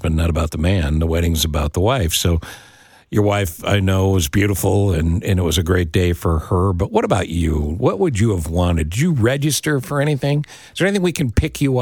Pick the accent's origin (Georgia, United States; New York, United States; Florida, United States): New York, United States; upstate; moved away; also born or lived in Midwest; I grew up on the East Coast, but, you know, not New York, upstate New York